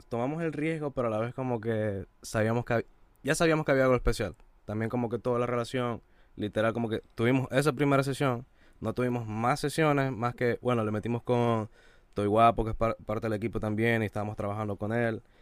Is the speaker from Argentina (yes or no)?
no; Venezuela; somos productores nuevos, somos de Venezuela